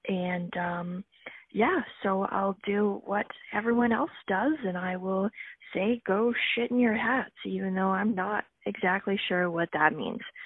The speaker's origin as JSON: {"language": "English", "region": "Ontario", "country": "Canada", "said": "I am from Ontario"}